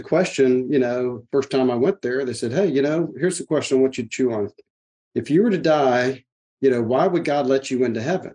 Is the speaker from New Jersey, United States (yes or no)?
no; Lake Jackson, Texas, United States; now in Houston, United States; I grew up in Lake Jackson, which is a little town just south of Houston, about an hour south.